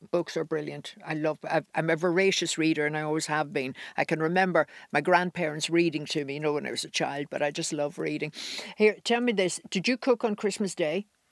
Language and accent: English; Ireland; we're Irish.